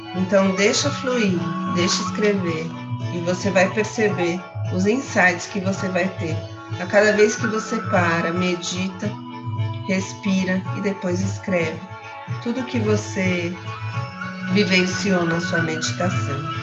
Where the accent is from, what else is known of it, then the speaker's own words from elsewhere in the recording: Santos, São Paulo, Brazil; moved away; Ontem foi aniversário de Santos, parabéns minha cidade natal, minha cidade querida